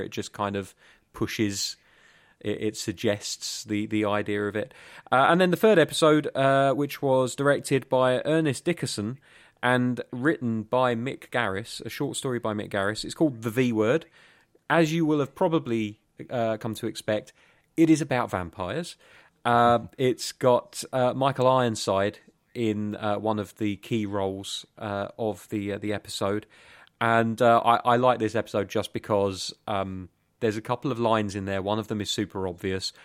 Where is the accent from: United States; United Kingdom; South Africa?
United Kingdom; England; In England, we just tend to call ourselves British